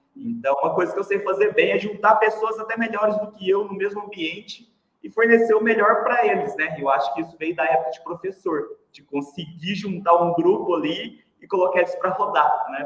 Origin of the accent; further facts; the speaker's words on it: Uberlândia, Minas Gerais, Brazil; accent: Mineiro; eu sou de Uberlândia, Mineirinho, né? acho que já deu para perceber pelo sotaque aí. Sempre morei em Uberlândia